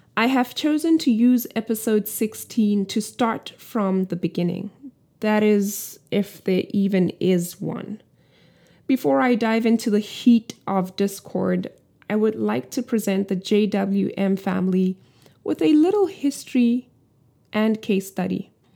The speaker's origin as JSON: {"language": "English", "country": "South Africa", "tie": "born or raised there", "moved": "as an adult", "said": "I have spent the first two decades of my life in the country. I am still South African"}